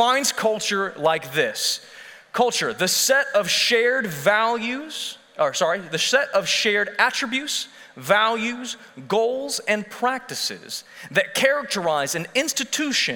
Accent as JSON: {"language": "English", "region": "Texas", "country": "United States", "said": "We as Texans have our culture"}